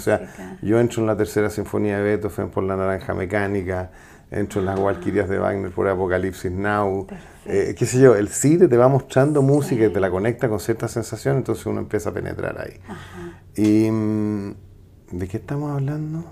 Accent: Santiago, Santiago Metropolitan Region, Chile; yo nací en Santiago Centro al lado de un circo y me eduqué en el Manuel de Salas

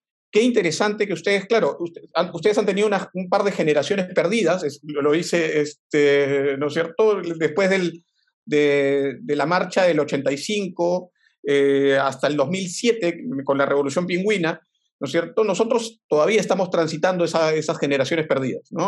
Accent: Peru

